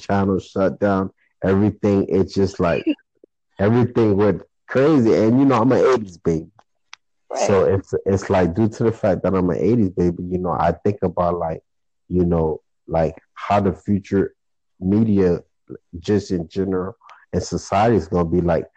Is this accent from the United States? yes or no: yes; Florida, United States; I'm from Florida, I'm a furry, I'm a natural Floridian. Never been out of Florida